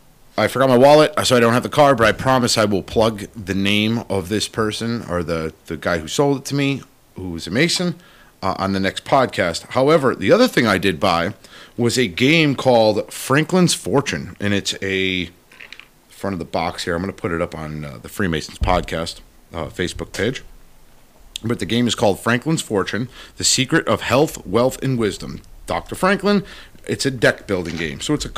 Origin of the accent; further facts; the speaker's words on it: England, United Kingdom; Again, I'm terrible at Latin, as I am English.